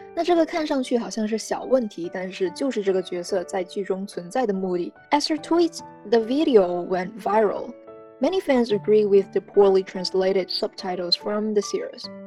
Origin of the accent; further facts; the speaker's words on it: China; 我们中国人